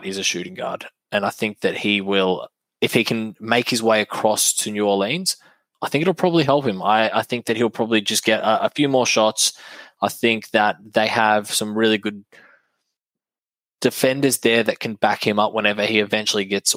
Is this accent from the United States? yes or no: no; Australia; I'm an Aussie